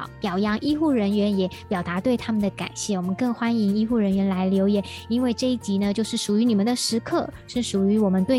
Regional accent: Taiwan; 我们台湾人民向你们献上感恩。

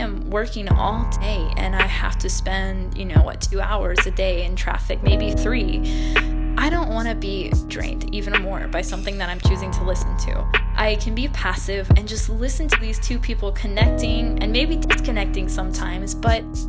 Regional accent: Texas, United States; I'm from Texas

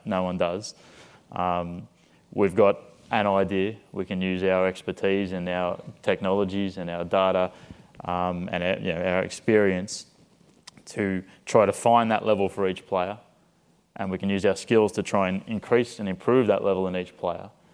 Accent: Australia; moved away as an adult; also born or lived in Liverpool, United Kingdom; now in San Antonio, United States; I went back to Australia, to my hometown

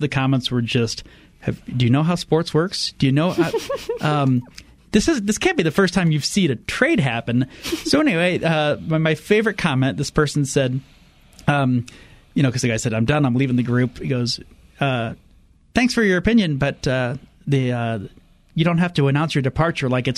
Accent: Fort Wayne, Indiana, United States; my hometown ECHL hockey team, the Fort Wayne Comets.

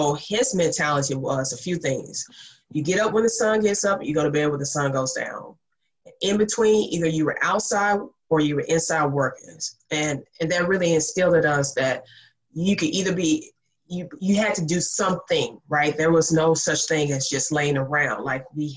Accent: Mississippi, United States; I am from Mississippi, and I say that, one, cause to explain the accent

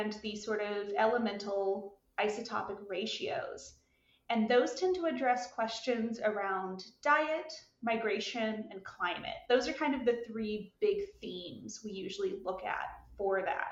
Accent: Alabama, United States; moved away; I'm from the States. I'm from Alabama originally.

